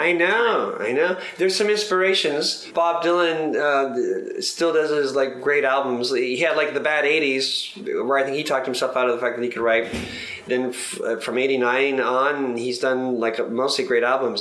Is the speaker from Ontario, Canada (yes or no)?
yes; Mississauga, Ontario, Canada; I grew up in Mississauga, Ontario, which is 30 miles away from Toronto